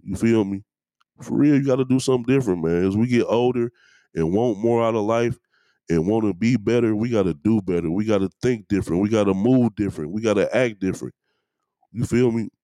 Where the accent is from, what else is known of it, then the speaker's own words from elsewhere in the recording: Detroit, Michigan, United States; I'm from East Warren, man. I went to Southeastern High School.